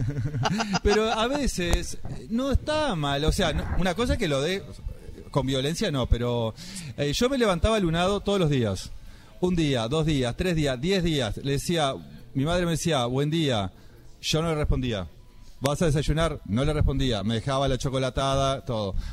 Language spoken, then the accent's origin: Spanish; Maldonado, Uruguay; moved away; Soy el departamento Maldonado, pero Maldonado no es Punta